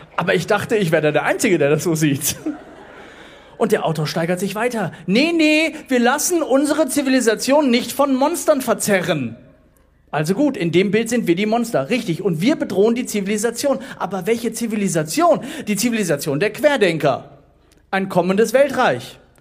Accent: Duisburg, North Rhine-Westphalia, Germany; Ich komme gebürtig aus Duisburg

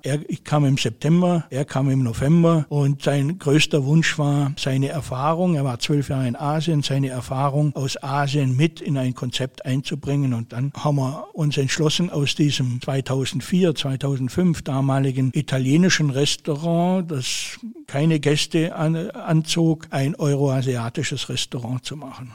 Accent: Bad Wurzach, Baden-Württemberg, Germany; moved away as an adult; also born or lived in Swabian Jura / Nagold / Calw / Schongau; now in Bad Wörishofen, Germany; Mein Elternhaus steht auf der Schwäbischen Alb. Alle meine Geschwister und Verwandten und alle wohnen auf der Schwäbischen Alb. Ich bin im Internat groß

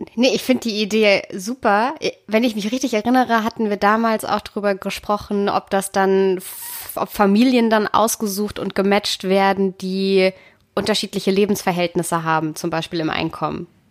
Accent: Konstanz, Baden-Württemberg, Germany; ich bin ja in der Nähe der Schweizer Grenze groß geworden

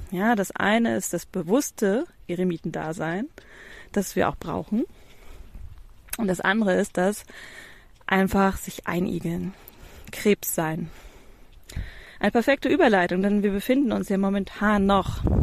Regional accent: Hamburg, Germany; Ich habe, ich bin eine Hamburger Großstadtpflanze. Ich habe bis vor zwei Jahren dir noch, äh, hätte ich dir noch gesagt, boah, ich ziehe nie aus Hamburg weg. Niemals. Ich wohne in Hamburg-Ottensen oder wohnte in Hamburg-Ottensen mittendrin im Leben.

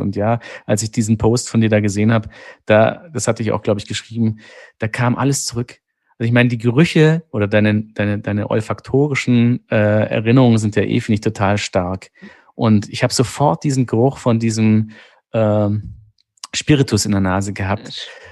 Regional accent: Sigmaringen, Baden-Württemberg, Germany; accent: Swabian; ich komme aus Baden-Württemberg, ähm, das ja an den Bodensee angrenzt, zum großen Teil aus Sigmaringen

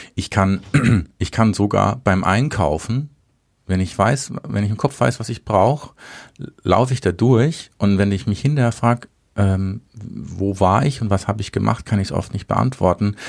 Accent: Baden-Württemberg, Germany; Selber als Badener

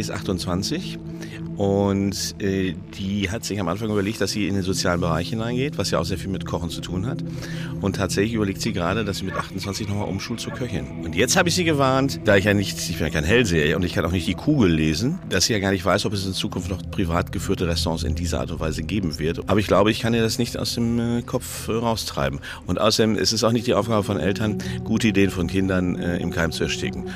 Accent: North Rhine-Westphalia, Germany; Ich komme aus Ostwestfalen, da wo die ganzen ähm, Holzwürmer wohnen

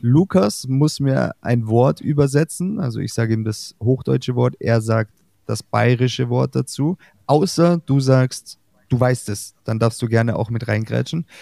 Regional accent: Glonn, Bavaria, Germany; bei uns in Glon

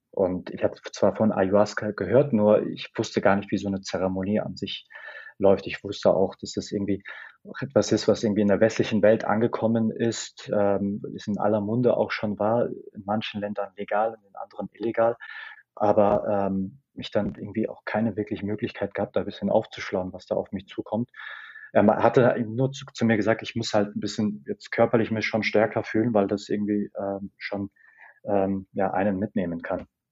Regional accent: Germany; aus Deutschland

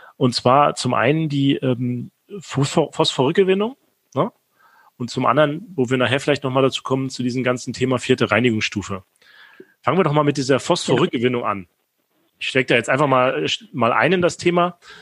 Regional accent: Rostock, Mecklenburg-Vorpommern, Germany; moved away; in Rostock

